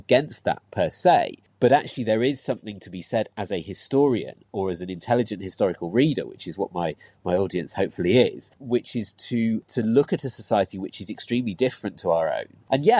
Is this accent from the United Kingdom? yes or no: yes; Christchurch, South West England, United Kingdom; also born or lived in Leeds; When I was five, we moved down to Dorset, lived down by the sea in Christchurch, which was lovely.